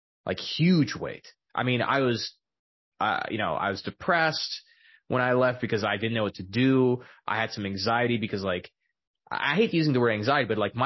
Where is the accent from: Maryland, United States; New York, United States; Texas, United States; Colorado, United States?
Texas, United States; El Paso; I was born and raised in El Paso, Texas